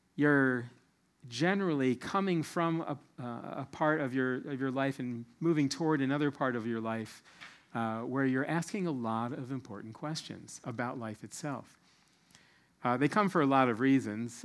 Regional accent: Silver Spring, Maryland, United States; moved away as an adult; now in New Zealand; I was born and raised in the Silver Spring, Maryland area

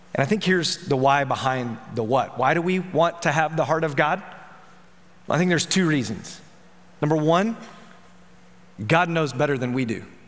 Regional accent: Memphis, Tennessee, United States; I'm from Memphis

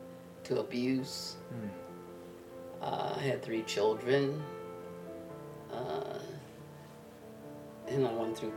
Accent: Denver, Colorado, United States; I was born in Colorado Springs, Colorado, 84 years ago

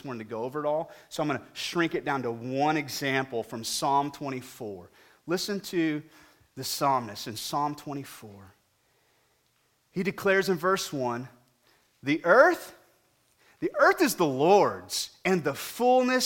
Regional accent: Weatherford, Texas, United States; I grew up in Weatherford, W Town, out here to the west

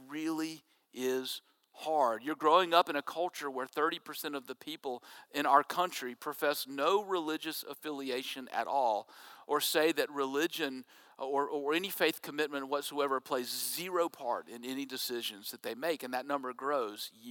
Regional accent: Jackson, Mississippi, United States; I was growing up in Jackson, Mississippi

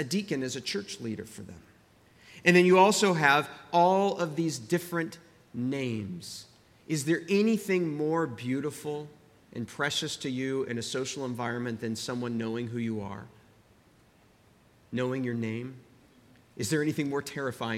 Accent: Central Texas, United States; moved away as an adult; also born or lived in Princeton, New Jersey; I grew up in Texas, and this is just how you greeted one another growing up in Central Texas

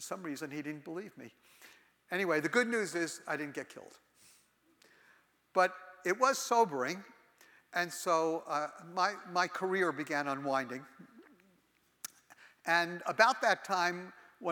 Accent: New York City, New York, United States; I was born and raised in the Holy Land, New York. Actually, I was born in the Holy of Holies, Brooklyn

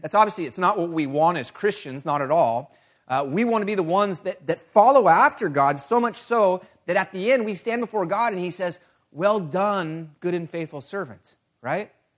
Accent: California, United States; moved away; I was born and raised in California

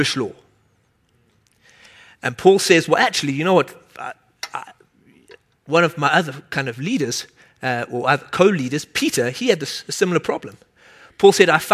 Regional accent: South Africa; moved away; I grew up in South Africa

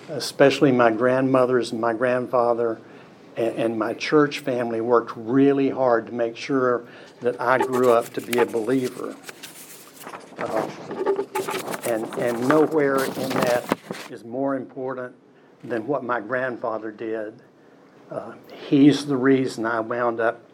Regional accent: Cookeville, Tennessee, United States; also born or lived in Macon, Georgia; we wound up in Cookeville, and that's where I grew up

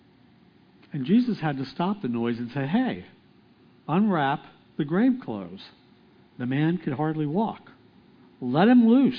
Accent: Lititz, Pennsylvania, United States; I grew up just outside of Lititz

